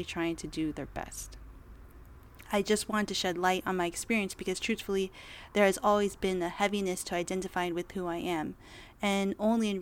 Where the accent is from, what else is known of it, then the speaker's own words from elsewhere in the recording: United States; I was born and raised in America